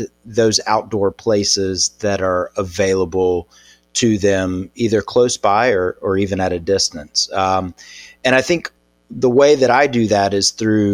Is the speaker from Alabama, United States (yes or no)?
yes; Birmingham, Alabama, United States; Born and raised in Birmingham